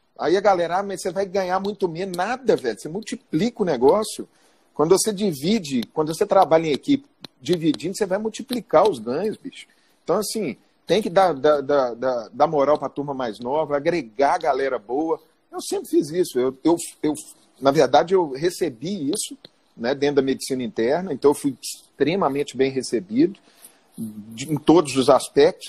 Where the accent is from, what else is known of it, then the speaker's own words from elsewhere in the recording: Belo Horizonte, Minas Gerais, Brazil; eu sou frango de granja aqui de Belo Horizonte, nascido, criado em Belo Horizonte